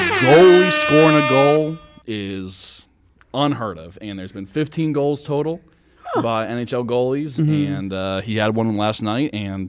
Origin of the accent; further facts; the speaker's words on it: Philadelphia, Pennsylvania, United States; I'm from Philadelphia.